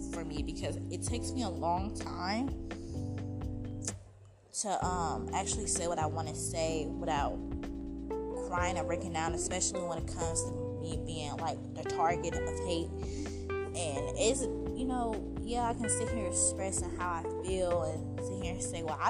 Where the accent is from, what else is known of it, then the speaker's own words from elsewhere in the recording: United States; I obviously have to say America, I'm American